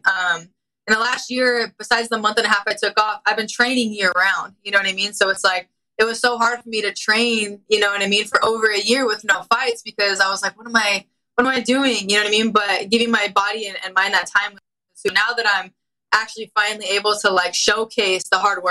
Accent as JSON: {"language": "English", "town": "Anaheim", "region": "California", "country": "United States", "tie": "born or raised there", "said": "it's in my hometown"}